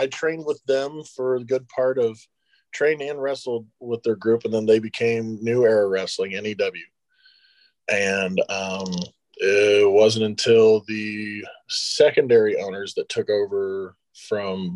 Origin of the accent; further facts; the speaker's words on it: United States; my hometown at the time, which was Shelby County